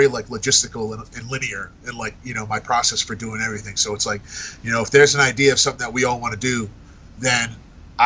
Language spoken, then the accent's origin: English; Fall River, Massachusetts, United States; accent: Rhode Island accent; also born or lived in Tiverton, Rhode Island / North Carolina; I grew up in Timmins, Rhode Island, which is on the border of Fall River, Massachusetts, and then I spent the rest of my growing up years in Fall River, Massachusetts.